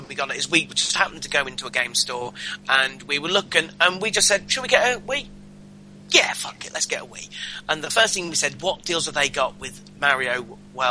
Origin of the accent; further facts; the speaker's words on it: England, United Kingdom; we're English